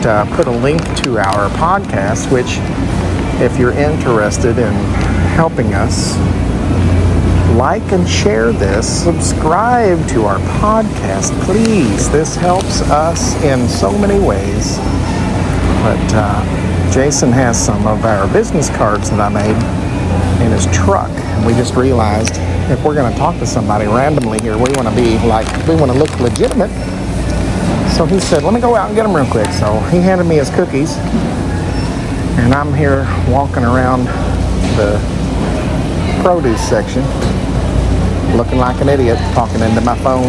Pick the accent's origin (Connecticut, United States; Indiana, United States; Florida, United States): Indiana, United States; I'm from Indiana